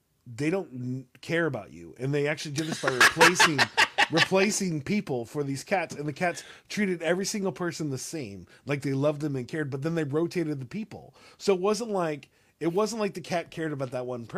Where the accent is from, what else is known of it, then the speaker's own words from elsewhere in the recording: Austin, Texas, United States; I'm from Austin